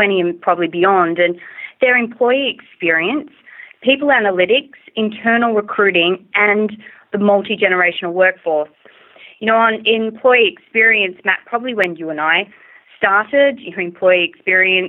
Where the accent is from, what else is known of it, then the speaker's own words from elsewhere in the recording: Australia; moved away; I'm originally from Australia, if you may not have already figured it out from my accent